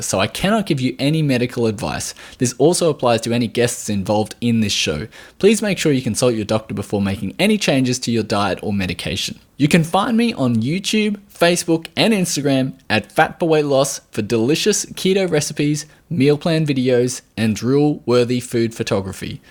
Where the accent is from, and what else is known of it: Australia